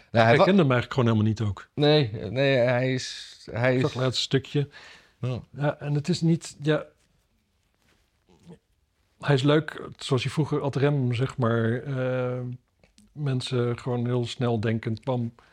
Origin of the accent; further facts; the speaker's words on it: Canada; Ik ben uit Canada oorspronkelijk.